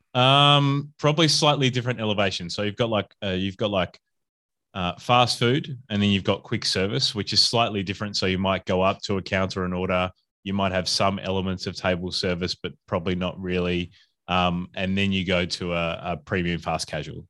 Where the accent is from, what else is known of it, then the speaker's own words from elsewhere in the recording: Adelaide, South Australia, Australia; moved away as an adult; also born or lived in Perth / Brisbane; now in Melbourne, Australia; I'm originally from Adelaide or South Australia